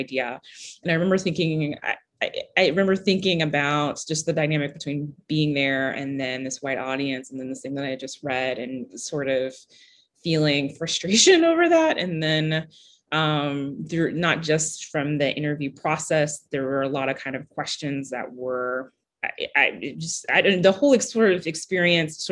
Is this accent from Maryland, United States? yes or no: no; Kentucky, United States; I grew up in Kentucky